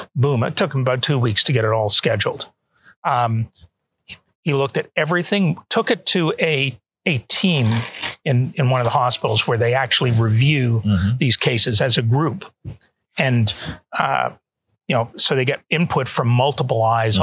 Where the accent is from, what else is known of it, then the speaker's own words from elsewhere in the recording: Canada; also born or lived in Atlanta, United States; now in Toronto, Canada; Both my wife and I are Canadian citizens, mm-hmm. natives. We were born there, mm-hmm. so we were able to move back